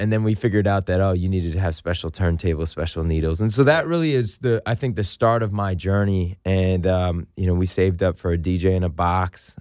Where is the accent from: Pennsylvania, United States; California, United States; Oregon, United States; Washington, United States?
California, United States; San Francisco; moved away as an adult; also born or lived in Los Angeles; I grew up in the Richmond district in San Francisco